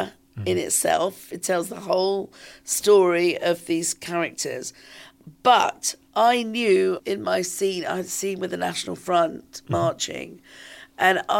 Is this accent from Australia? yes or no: no; London, United Kingdom; some of this was happening here in London, in my hometown.